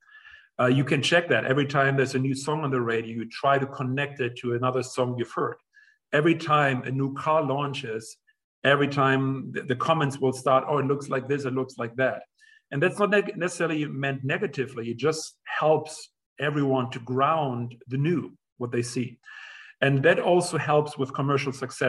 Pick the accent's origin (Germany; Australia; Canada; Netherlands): Germany; moved away as an adult; also born or lived in England / United States; I grew up in Germany